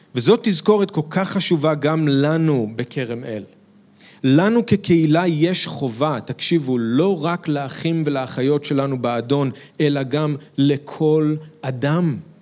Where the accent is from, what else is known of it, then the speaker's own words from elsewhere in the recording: Israel; כישראלים שמאמינים בישוע